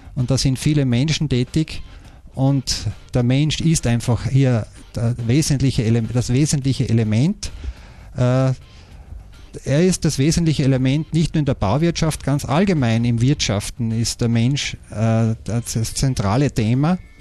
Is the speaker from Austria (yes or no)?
yes; Austria; wir haben beobachtet als Österreicher